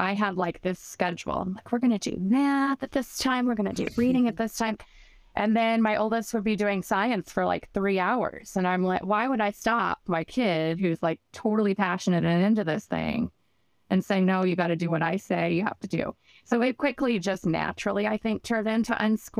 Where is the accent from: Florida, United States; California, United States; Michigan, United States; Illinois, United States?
Illinois, United States; Southern; moved away as an adult; we're originally from Illinois